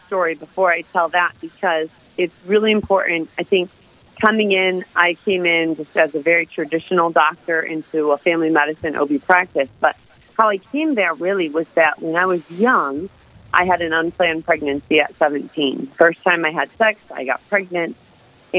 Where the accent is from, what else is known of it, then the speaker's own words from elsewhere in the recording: Michigan, United States; I am originally from Michigan